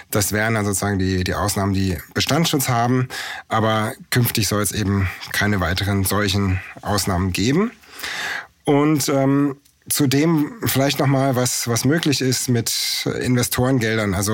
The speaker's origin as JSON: {"language": "German", "town": "Munich", "region": "Bavaria", "country": "Germany", "tie": "born or raised there", "said": "Also ich bin in München aufgewachsen"}